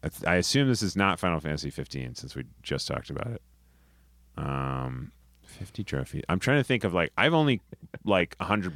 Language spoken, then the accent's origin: English; New England, United States; It's a chain all across New England. There's one in like very close to my hometown growing up.